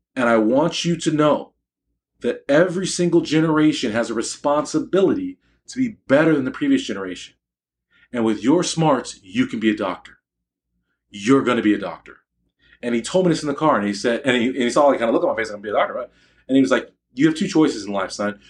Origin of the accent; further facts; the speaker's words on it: United States; I'm an American, an American Black male physician.